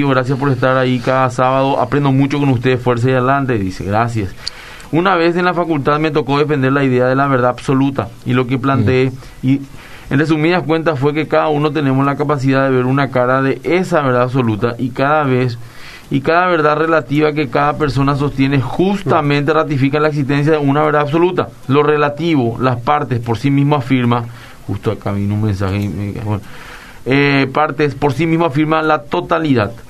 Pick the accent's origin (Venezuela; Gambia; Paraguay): Paraguay; Areguá, Central; de Areguá.